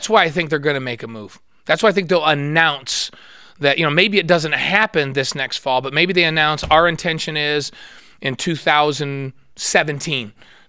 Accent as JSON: {"language": "English", "region": "New York", "country": "United States", "tie": "born or raised there", "moved": "yes", "said": "I grew up in New York."}